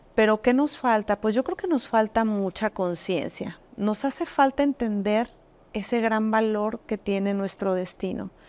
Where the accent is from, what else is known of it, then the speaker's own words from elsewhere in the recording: Arandas, Jalisco, Mexico; moved away as an adult; now in Puerto Vallarta, Mexico; yo soy de Arandas en Jalisco. Soy jalisciense, como bien lo dices, pero ya tengo 20 años en este